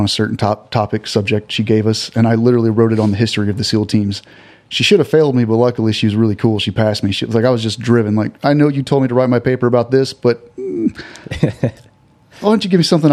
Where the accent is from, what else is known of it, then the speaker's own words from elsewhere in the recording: Southeast Texas, United States; I grew up in Southeast Texas